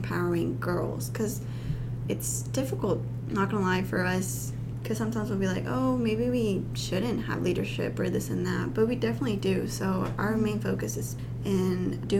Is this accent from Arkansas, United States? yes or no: yes; Hot Springs, Arkansas, United States; also born or lived in Guanajuato, Mexico; I'm from Hot Springs and that's 2 hours away